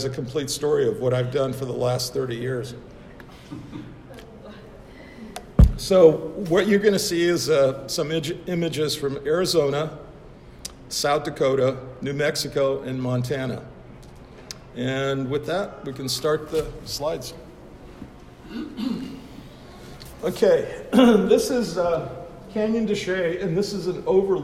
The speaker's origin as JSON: {"language": "English", "region": "Budapest", "country": "Hungary", "tie": "born or raised there", "also_born_or_lived": "United States", "moved": "yes", "said": "I was born in Budapest, Hungary"}